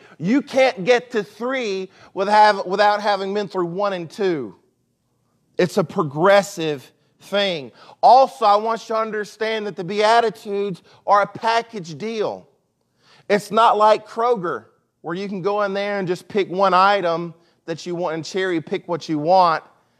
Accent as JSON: {"language": "English", "region": "Mississippi", "country": "United States", "also_born_or_lived": "Chicago", "said": "So I lived in Chicago for 2.5 years, and I'm from South Mississippi. So I've lost a lot of my accent, but when I went up to Chicago, I had a real deep accent."}